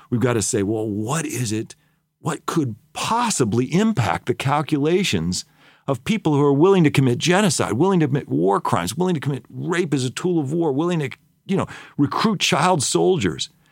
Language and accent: English; United States